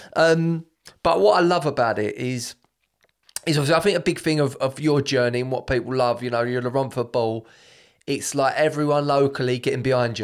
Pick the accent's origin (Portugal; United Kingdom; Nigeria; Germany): United Kingdom; Brentwood, East of England; I'm from Brentwood